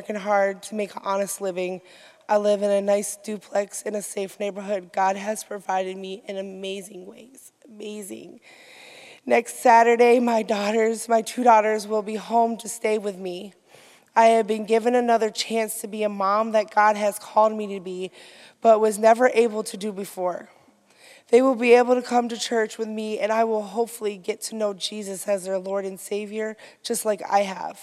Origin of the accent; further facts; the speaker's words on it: Grand Rapids, Michigan, United States; I was born in Grand Rapids with a different upbringing than most.